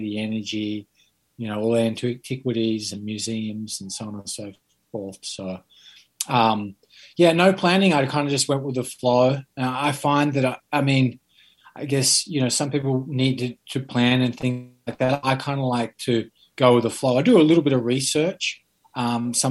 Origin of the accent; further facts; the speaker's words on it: Sydney, New South Wales, Australia; I grew up in Sydney